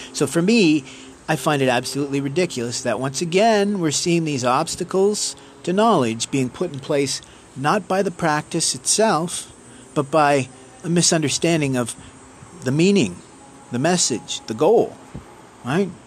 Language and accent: English; Canada; being Canadian